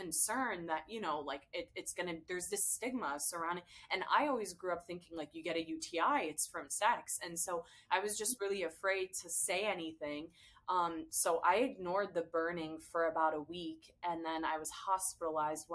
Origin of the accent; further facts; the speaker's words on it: United States; I was born and raised in America, but I'm first generation Syrian American